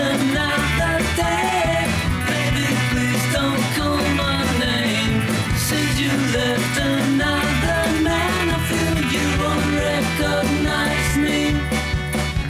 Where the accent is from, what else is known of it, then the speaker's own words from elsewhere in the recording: near Wiscasset, Maine, United States; It's 8 minutes from my hometown.